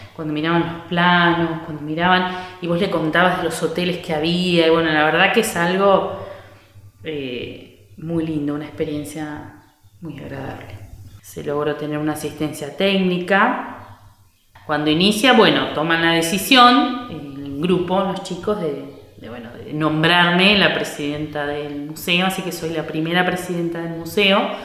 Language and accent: Spanish; San Mayol, Buenos Aires Province, Argentina; soy acá eh, pobladora, nacida y criada en San Mayol.